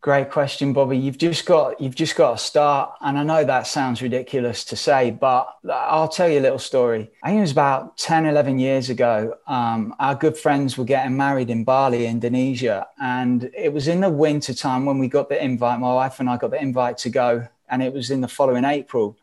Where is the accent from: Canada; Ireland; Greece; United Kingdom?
United Kingdom; England; moved away as an adult; now in United States; I'm stood here living in America. We're from England.